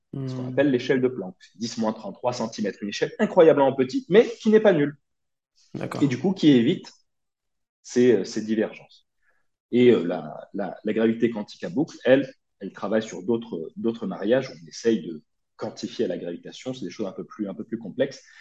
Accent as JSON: {"language": "French", "town": "Brignoles", "region": "Provence-Alpes-Côte d'Azur", "country": "France", "tie": "born or raised there", "also_born_or_lived": "Nice", "moved": "as an adult", "said": "je suis né en 1992 dans le Var, un petit village du Var qui s'appelle Brignoles. Euh, j'y ai grandi, j'y ai fait euh, toute ma scolarité jusqu'à jusqu'à mon bac"}